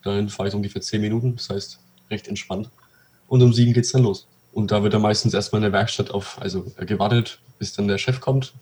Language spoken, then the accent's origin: German; Pegnitz, Bavaria, Germany; bei uns in Pegnitz